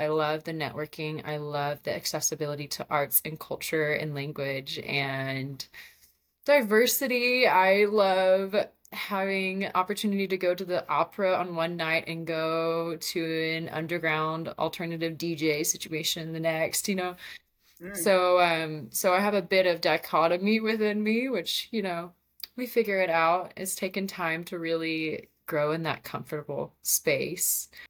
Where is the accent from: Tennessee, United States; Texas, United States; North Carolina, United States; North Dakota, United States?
Texas, United States; So I'm originally from West Texas. No one would ever anticipate it due to my lack of a strong accent